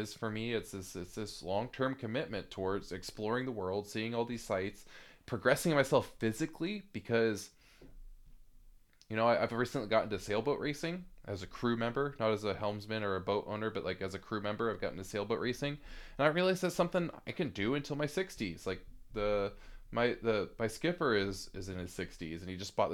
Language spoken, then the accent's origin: English; United States; also born or lived in Seattle; I'm American